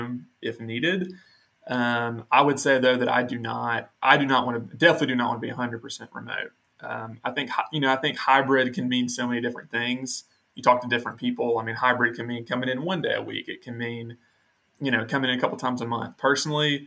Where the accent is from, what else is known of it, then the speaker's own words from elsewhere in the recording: Nashville, Tennessee, United States; moved away as an adult; now in Birmingham, United States; I'm originally from Nashville, and I came to Birmingham to go to attend Samford